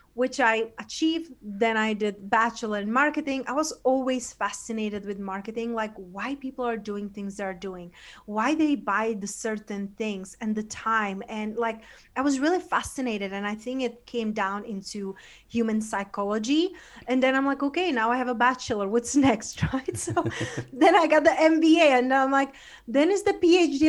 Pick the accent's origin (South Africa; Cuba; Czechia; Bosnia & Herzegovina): Czechia; also born or lived in London / Spain; now in United States; I was growing up in Czech Republic, you know, in a, in a small town in Eastern Europe